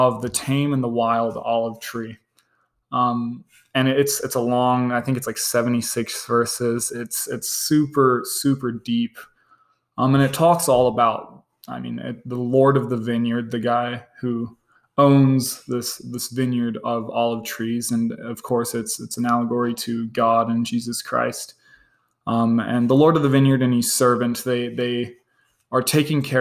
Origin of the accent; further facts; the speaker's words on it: Utah, United States; also born or lived in East London, South Africa / Johannesburg, South Africa / Botswana; lived in Botswana, the country just north of South Africa, for about 2 years before moving to Utah. Lived here the rest of my life